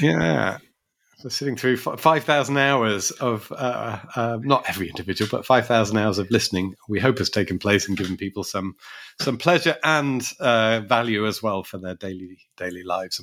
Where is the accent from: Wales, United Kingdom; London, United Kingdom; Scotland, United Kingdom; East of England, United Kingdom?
London, United Kingdom; as a Londoner